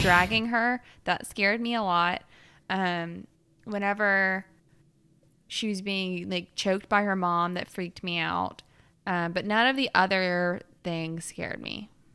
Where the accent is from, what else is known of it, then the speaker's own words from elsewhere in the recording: Alabama, United States; I'm from the Alabama of the U S.